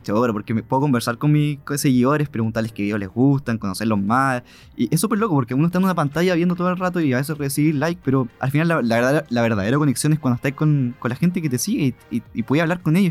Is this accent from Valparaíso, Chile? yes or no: no; Concepción, Biobío, Chile; Soy de Conce, obviamente, toda mi vida amo Conce